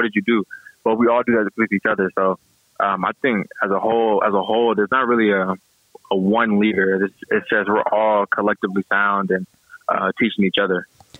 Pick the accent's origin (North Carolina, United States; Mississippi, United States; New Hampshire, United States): Mississippi, United States; Gulfport; also born or lived in San Diego, California; Yeah, I was raised in Mississippi, Gulfport, Biloxi area, Mississippi. And I had moved to San Diego, California, because my dad was in the military.